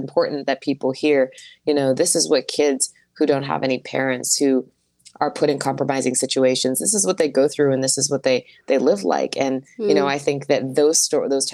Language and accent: English; Wilkinsburg, Pennsylvania, United States; also born or lived in Fawn Township, Pennsylvania / Freeport, Pennsylvania; I was born in Wilkinsburg, same place as Gene Kelly